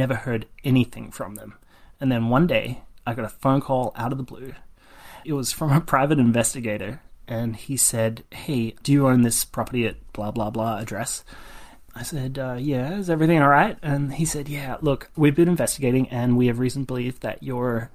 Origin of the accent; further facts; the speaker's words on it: Australia; moved away as an adult; now in California, United States; I was born and raised in Australia